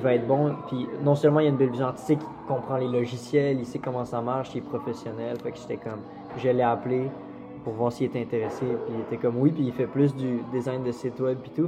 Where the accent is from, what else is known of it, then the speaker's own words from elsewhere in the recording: Quebec City, Quebec, Canada; moved away as an adult; now in Montreal, Canada; je viens de Québec